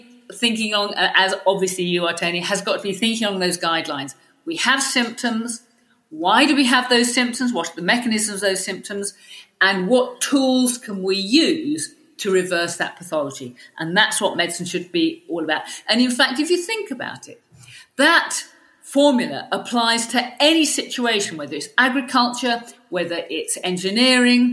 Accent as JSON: {"language": "English", "area": "Welwyn, Hertfordshire", "region": "East of England", "country": "United Kingdom", "tie": "born or raised there", "also_born_or_lived": "North London", "moved": "as an adult", "lives_now": "Mid Wales, United Kingdom", "said": "I'm not Welsh. I mean, my family are North Londoners. We're brought up in Welling in Hertfordshire, and I only moved here, a few decades ago"}